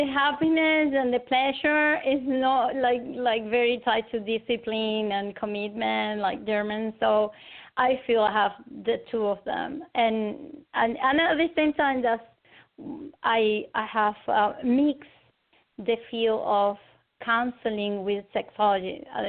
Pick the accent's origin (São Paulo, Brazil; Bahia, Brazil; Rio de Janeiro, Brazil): Rio de Janeiro, Brazil; English is a second language; also born or lived in Caracas, Venezuela / United States / Argentina; now in Venezuela; I was born in Caracas, Venezuela, but I was raised in Rio de Janeiro in Brazil. And then after that, I returned to Venezuela, and then I studied in United States, in Argentina